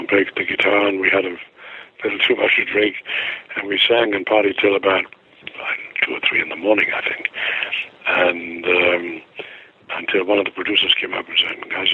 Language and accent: English; Germany; moved away; I have a German passport